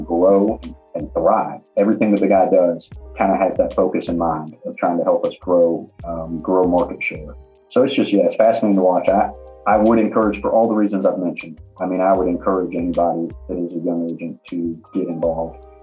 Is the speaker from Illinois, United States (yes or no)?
no; Augusta, Georgia, United States; I grew up in Augusta